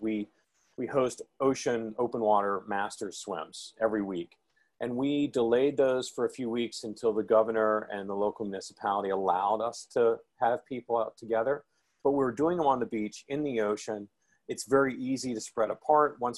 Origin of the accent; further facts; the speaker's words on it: Memphis, Tennessee, United States; moved away as an adult; also born or lived in Houston, Texas; I grew up in Memphis, Tennessee